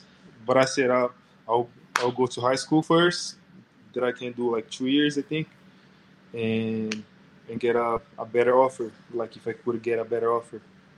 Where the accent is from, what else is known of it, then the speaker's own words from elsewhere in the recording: Brazil; moved away; I'm playing for the Rockets right now. And I'm from Brazil. I'm 24 years old.